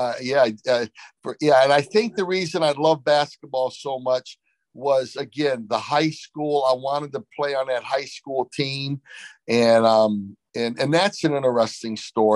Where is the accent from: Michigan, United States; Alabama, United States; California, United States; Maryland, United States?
Michigan, United States; Flint; I grew up in Flint, Michigan